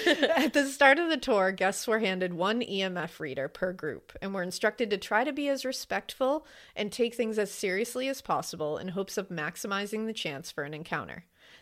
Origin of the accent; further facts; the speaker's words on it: Florida, United States; I grew up in Florida and would visit the St. Augustine Lighthouse almost yearly as part of school field trips.